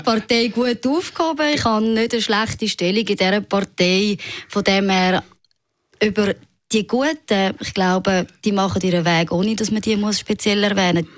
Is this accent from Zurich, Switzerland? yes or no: yes; Zurich, Switzerland; ich bin im Seefeld aufgewachsen, meine Eltern sind aus dem Elsass